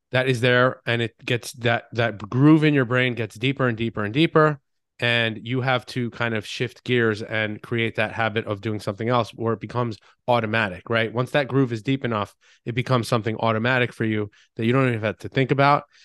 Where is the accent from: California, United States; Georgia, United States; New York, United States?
New York, United States; Long Island; moved away as an adult; also born or lived in Boston; I grew up on Long Island. I did what typical Long Islanders